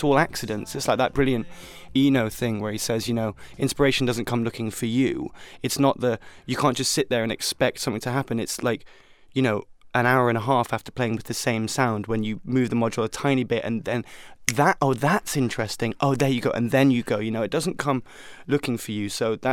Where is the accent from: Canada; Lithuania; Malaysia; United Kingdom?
United Kingdom; England; I'm English